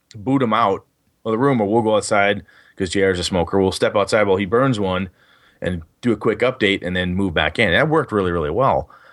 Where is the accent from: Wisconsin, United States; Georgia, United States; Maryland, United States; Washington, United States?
Wisconsin, United States; Wausau; moved away; I was up in, uh, Wausau, Wisconsin, my hometown